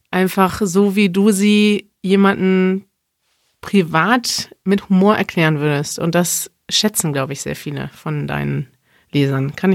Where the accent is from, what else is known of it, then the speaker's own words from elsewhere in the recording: Germany; Ich lese als Deutsche auch deine Blogbeiträge